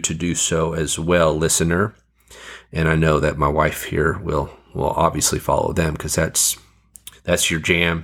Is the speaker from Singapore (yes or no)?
no; Fiji; moved away; I grew up in the Fiji Islands